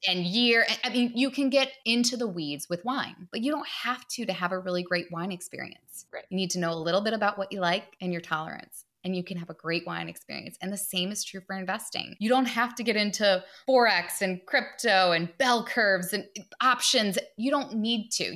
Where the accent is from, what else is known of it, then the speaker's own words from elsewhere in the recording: Detroit, Michigan, United States; I grew up outside of Detroit in the suburbs